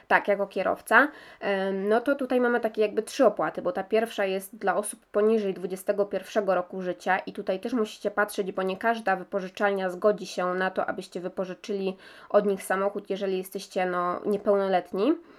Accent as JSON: {"language": "Polish", "country": "Poland", "said": "jesteśmy tutaj z Polski"}